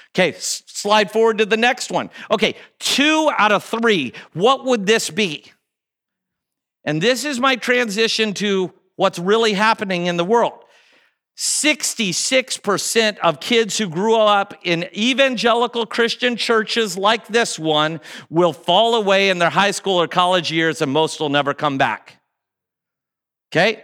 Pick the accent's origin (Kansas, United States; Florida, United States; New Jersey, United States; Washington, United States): Kansas, United States; Kansas City; also born or lived in Chicago; I grew up here in Kansas City